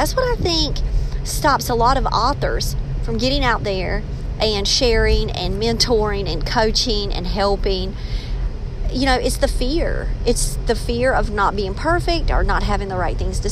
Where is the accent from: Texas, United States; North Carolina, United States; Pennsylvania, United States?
North Carolina, United States; Robeson County; accent: country; I'm from Robeson County, and the more passionate I get about a subject, the more slang I can become